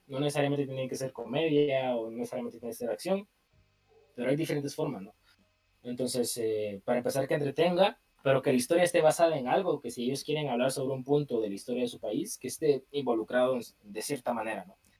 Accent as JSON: {"language": "Spanish", "country": "Guatemala"}